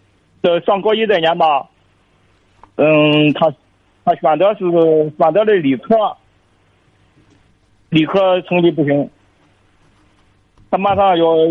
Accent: Liaocheng, Shandong, China; 我是山东聊城的。

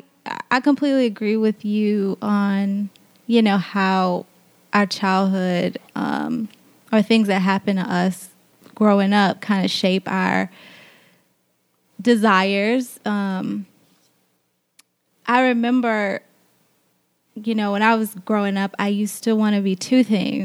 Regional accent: Lake Charles, Louisiana, United States; I'm from Louisiana

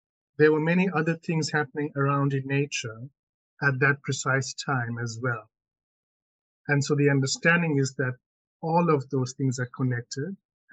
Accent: South Africa; I'm South African, okay, born and bred here and raised and grew up here

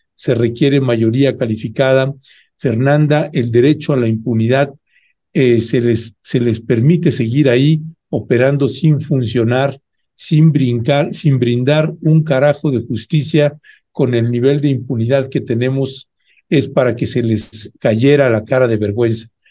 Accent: San Cristóbal de las Casas, Chiapas, Mexico; Estás en mi tierra

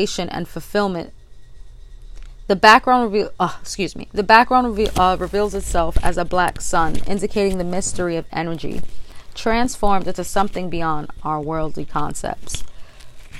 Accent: New York City, New York, United States; I am from the Bronx, New York, the boogie down.

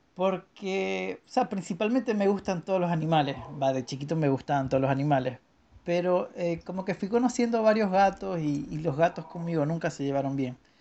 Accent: Venezuela; moved away; me mudé de Venezuela

